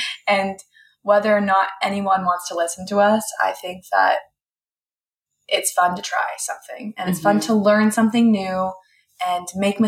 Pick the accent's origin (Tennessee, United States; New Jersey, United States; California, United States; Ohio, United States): California, United States; San Diego; also born or lived in Temecula; Like I was kind of from San Diego, kind of from Temecula area. And then I lived in LA for college.